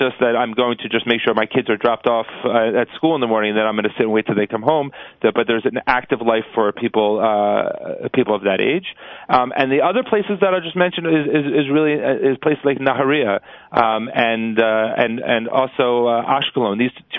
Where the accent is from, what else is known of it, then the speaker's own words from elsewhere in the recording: New Jersey, United States; I'm from New Jersey